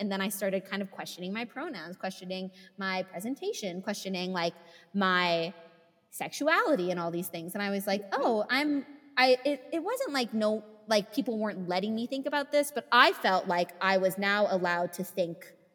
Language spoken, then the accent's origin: English; California, United States; now in Utah, United States; I'm from California, but I live in Utah